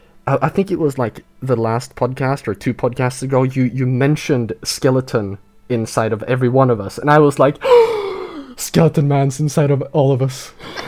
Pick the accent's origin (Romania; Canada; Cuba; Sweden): Sweden; also born or lived in northern Sweden near the Arctic Circle; in my hometown, we have a drifting school quite nearby, and we have a proper rally dirt track nearby too.